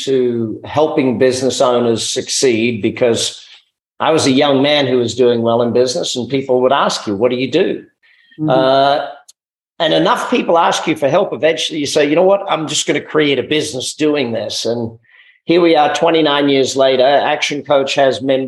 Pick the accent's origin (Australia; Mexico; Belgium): Australia; Being Australian, you know, we're raised with lifestyle being priority over work